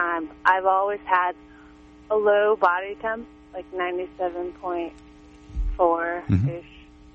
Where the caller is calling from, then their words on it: Laytonville, California, United States; Hi, I'm from Laytonville.